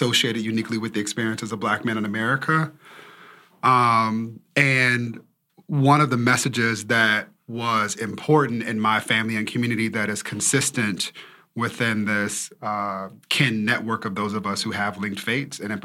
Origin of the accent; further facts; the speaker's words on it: Inglewood, California, United States; I grew up in Inglewood, California